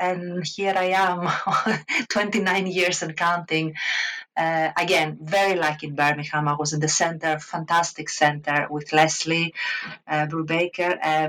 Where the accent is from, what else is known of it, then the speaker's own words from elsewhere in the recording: Crete, Greece; accent: Greek; English is a second language; moved away as an adult; now in United Kingdom; Obviously, I'm a Greek. You can probably hear it from my accent. I was born and raised in Greece. In fact, I attended the university, the University of Rethymnon in Crete. I am from Crete